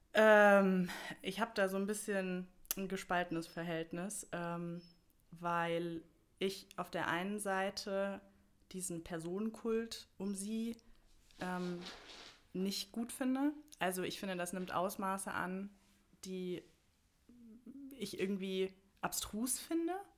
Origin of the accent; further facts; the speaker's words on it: Bad Vilbel, Hesse, Germany; komme aus Bad Vilbel. Das ist direkt äh, nördlich von Frankfurt im schönen Wetteraukreis. Und ähm, genau, da bin ich auch, also da wohne ich im Prinzip schon immer, da bin ich auch aufgewachsen